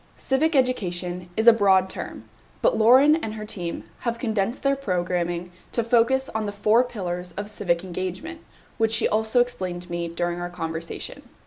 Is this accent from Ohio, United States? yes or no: no; Evergreen, Colorado, United States; My mom and dad are both public school teachers in my hometown of Evergreen, Colorado